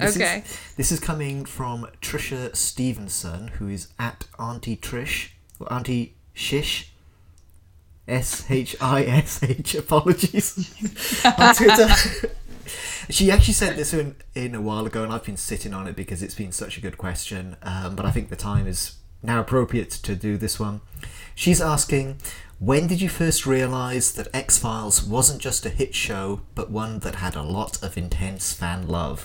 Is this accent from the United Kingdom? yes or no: yes; United Kingdom; moved away; my home country, in the UK